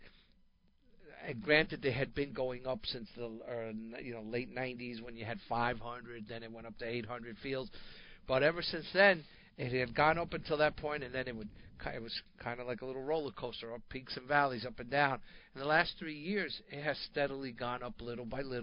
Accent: Northeast, United States; growing up in the Northeast

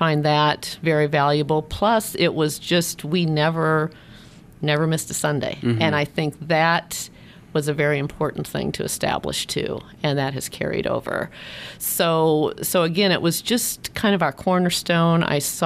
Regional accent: Champaign, Illinois, United States; I grew up in Champaign, Illinois, which is about 4 hours from South Bend, Central Illinois

